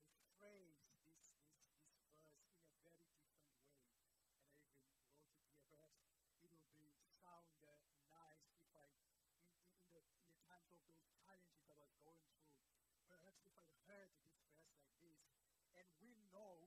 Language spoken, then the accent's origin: English; Port Elizabeth, Eastern Cape, South Africa; originally I am from Port Elizabeth, so I was born there and I was raised there.